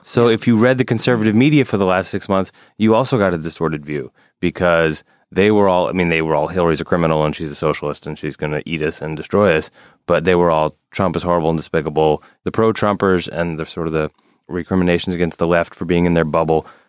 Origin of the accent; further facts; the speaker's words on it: Alabama, United States; now in New York, United States; I grew up in Alabama